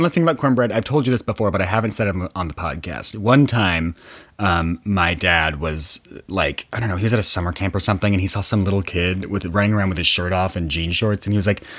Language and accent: English; Oklahoma, United States; I grew up in Oklahoma. I'm a hick.